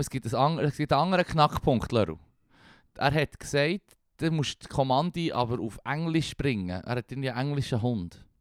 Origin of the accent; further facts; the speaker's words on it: Switzerland; wir als Schweizer